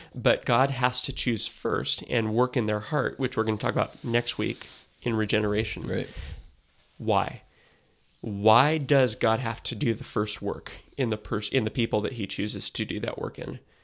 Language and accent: English; United States; as Americans